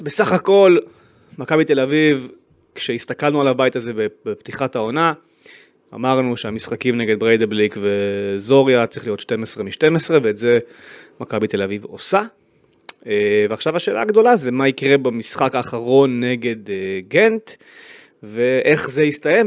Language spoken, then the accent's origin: Hebrew; Israel; כיהודי, כישראלי